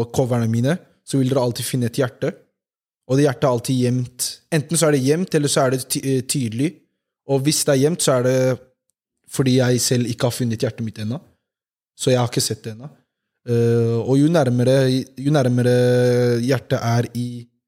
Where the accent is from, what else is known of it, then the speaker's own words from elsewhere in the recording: Oslo, Norway; Jeg er jo fra Homlia Eh, bodd der hele livet.